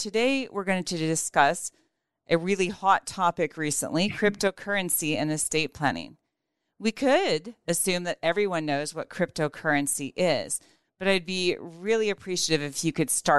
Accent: Nebraska, United States; my home state is Nebraska.

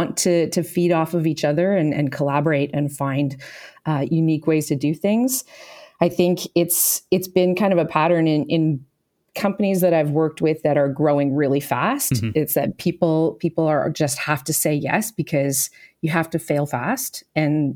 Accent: Kanata, Ontario, Canada; I grew up just outside of Ottawa in Kanata, Ontario

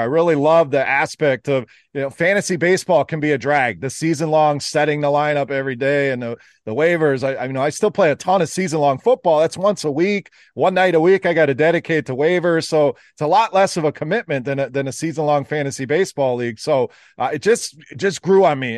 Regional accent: Wisconsin, United States; now in Michigan, United States; I actually live in the Michigan area, born and raised in Wisconsin, so still a cheesehead

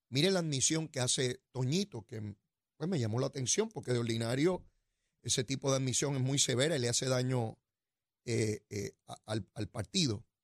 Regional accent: Puerto Rico; Esa educación de la cual yo fui parte. En 1968, yo entré por allá a primer grado, en la escuela pública, y me gradué de la escuela pública en cuarto año.

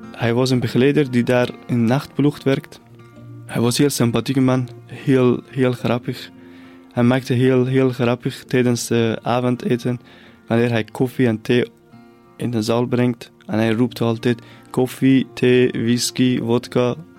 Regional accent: near the Caspian Sea, northern Iran, Iran; Dutch is a second language; moved away as an adult; now in Belgium; Ik ben opgegroeid in het noorden van Iran, dicht bij de Kaspische Zee

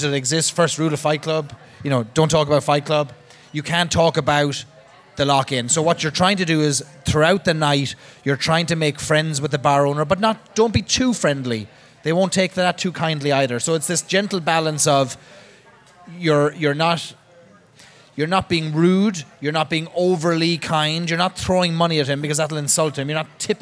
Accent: Cobh, Munster, Ireland; now in United States; the last sight of land they saw on the Titanic was my hometown

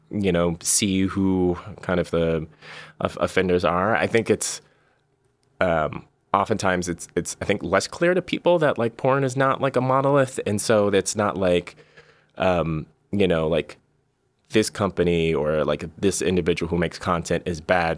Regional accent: Bay Area, California, United States; I'm from the Bay Area originally

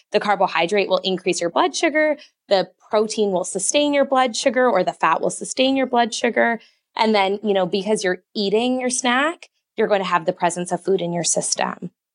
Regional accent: Canada; I'm Canadian

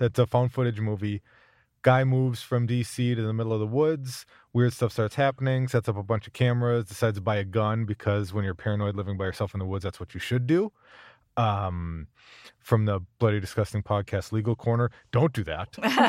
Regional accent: United Kingdom; I think as a Brit, it has a certain charm and definitely plays with the kind of social construct that we have over here.

